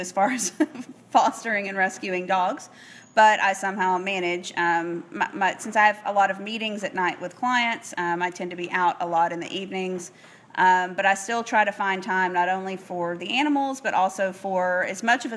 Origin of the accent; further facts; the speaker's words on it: Northeast Texas, United States; moved away as an adult; now in Houston, United States; I am originally from Northeast Texas